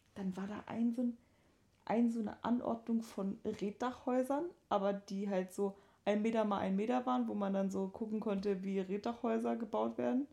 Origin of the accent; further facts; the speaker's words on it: Sylt / Danish border area, Schleswig-Holstein, Germany; moved away; Ich war in der Heimat mit, äh, mit den Mädels und ähm, habe da so ein bisschen Sylt-Dänemark-Krams äh, gemacht.